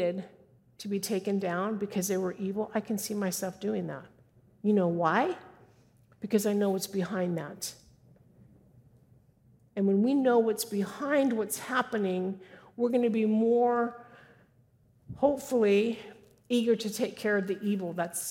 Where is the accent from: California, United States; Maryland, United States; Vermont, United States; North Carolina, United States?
California, United States; moved away; I was raised in California. Don't hold it against me. I don't live there anymore.